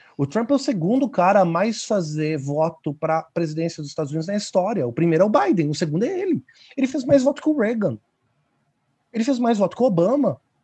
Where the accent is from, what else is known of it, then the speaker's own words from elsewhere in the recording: Brazil; nós que somos brasileiros